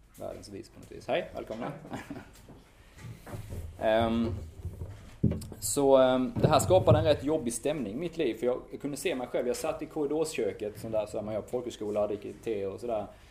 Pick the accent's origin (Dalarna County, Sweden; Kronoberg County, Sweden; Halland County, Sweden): Kronoberg County, Sweden; Strömsnäsbruk; also born or lived in Sri Lanka / Lund; now in Malmö, Sweden; jag är uppvuxen i Strömsnäs bruk. Det ligger en bit norr om, om Örkelljunga.